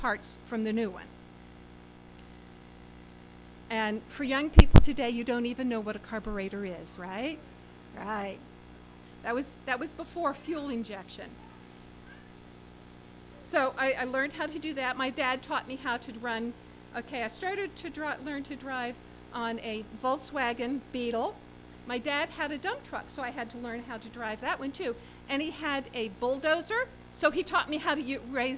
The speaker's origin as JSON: {"language": "English", "region": "Pennsylvania near Gettysburg", "country": "United States", "tie": "born or raised there", "also_born_or_lived": "Washington, D.C. / Atlanta / Maine", "said": "my parents moved to Pennsylvania near Gettysburg. So I grew up not in the Washington, D.C. area"}